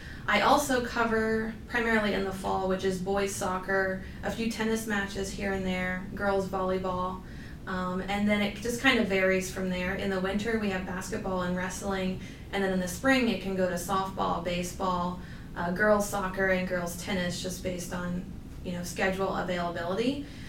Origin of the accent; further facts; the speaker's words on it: Southern Ohio, United States; moved away; I'm a third year. I'm originally from Southern Ohio